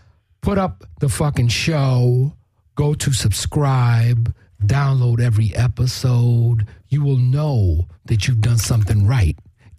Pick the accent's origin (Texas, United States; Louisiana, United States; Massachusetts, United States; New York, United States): New York, United States; now in Los Angeles, United States; How do you know I come from New York, bro?